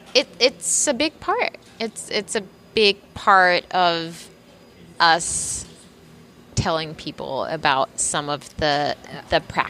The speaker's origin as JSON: {"language": "English", "country": "Germany", "tie": "born or raised there", "moved": "yes", "lives_now": "New York City, United States", "said": "we we grew up in Germany, and our mom was one of the the pioneers, kind of in our in our town, in our small community where where we grew up"}